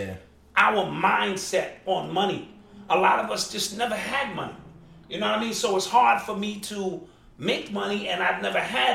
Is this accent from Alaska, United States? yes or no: no; New York, United States; I was from New York.